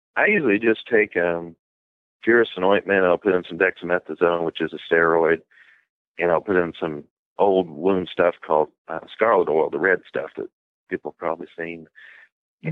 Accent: Bardstown, Kentucky, United States; I'm from Bardstown, Kentucky

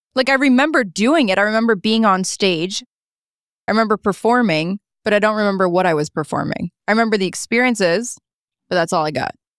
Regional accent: Niagara Falls, Ontario, Canada; also born or lived in St. Catharines; now in Toronto, Canada; I actually lived in Niagara Falls. I grew up there.

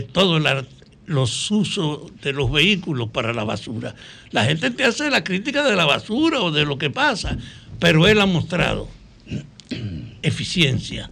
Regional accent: Salcedo, Hermanas Mirabal, Dominican Republic; Salcedo, que es mi pueblo

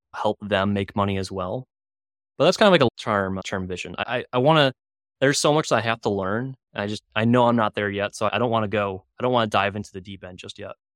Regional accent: Chicago, Illinois, United States; growing up in Chicago, you couldn't get anything

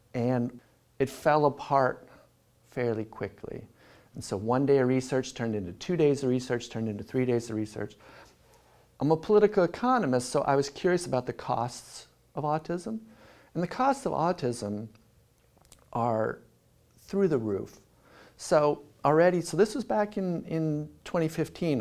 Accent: Southern California, United States; moved away as an adult; also born or lived in Philadelphia / Berkeley / Sydney; I grew up in Southern California

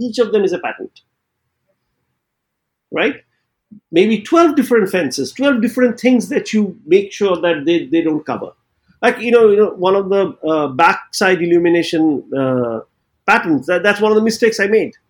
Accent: West Bengal, India; growing up in Bengal

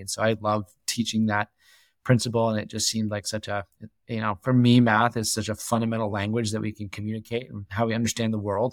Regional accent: New Hampshire, United States; moved away as an adult; also born or lived in New York; now in Jackson Hole, United States; I grew up in New Hampshire, uh, land off New Hampshire, small town, about three hundred people.

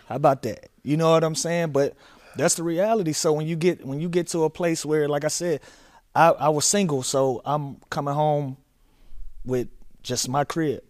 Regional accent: Atlanta, Georgia, United States; I'm from Atlanta

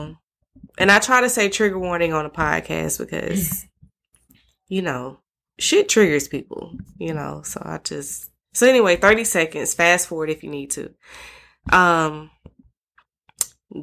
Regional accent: Atlanta, Georgia, United States; I grew up in Atlanta

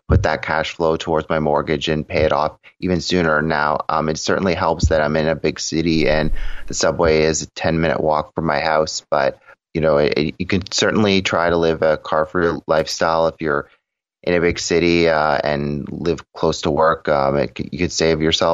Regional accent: Toronto, Ontario, Canada; I was born and raised in Toronto, Ontario

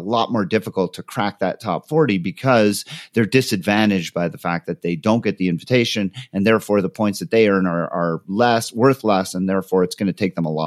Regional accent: Canada; moved away; being originally Canadian

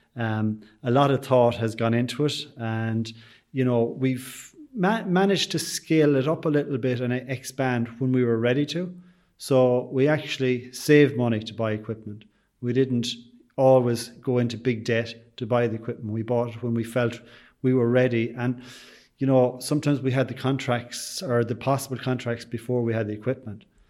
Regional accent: Sligo, Connacht, Ireland; they know I'm from Sligo

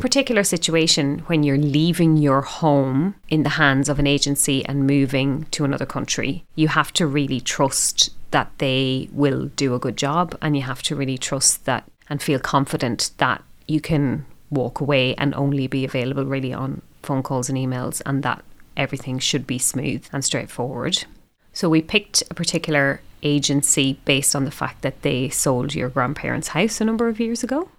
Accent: Ireland; now in Melbourne, Australia; me being Irish

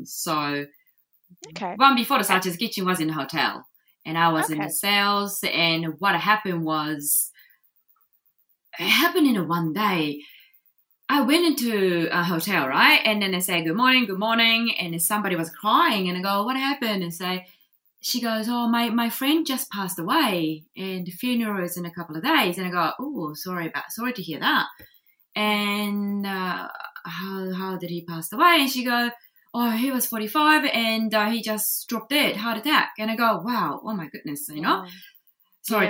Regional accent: Japan; English is a second language; moved away as an adult; now in New Zealand; I just didn't want to go to university over there in Japan

